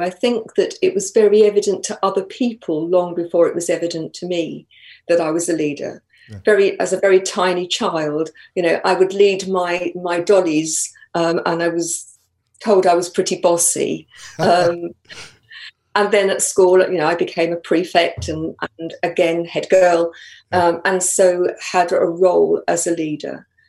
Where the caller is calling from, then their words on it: Colchester, East of England, United Kingdom; Live just north of Colchester, so not too far.